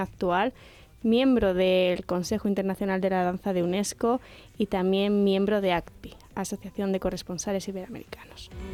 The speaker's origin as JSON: {"language": "Spanish", "country": "Spain", "also_born_or_lived": "Shanghai", "said": "tanto chinos como españoles"}